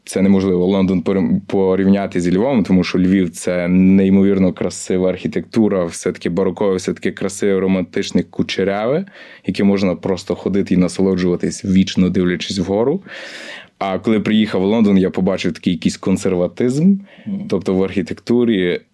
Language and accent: Ukrainian; Chortkiv, Ternopil Oblast, Ukraine; moved away as an adult; also born or lived in Lviv; now in London, United Kingdom; я з Тернопільщини, родом з Тернопільщини, славне місто Чортків.